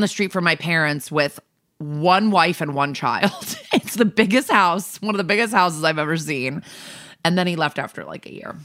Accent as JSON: {"language": "English", "town": "New Canaan", "region": "Connecticut", "country": "United States", "tie": "born or raised there", "moved": "yes", "lives_now": "New York, United States", "said": "where my hometown is. I'm not being secretive, it's New Canaan, Connecticut"}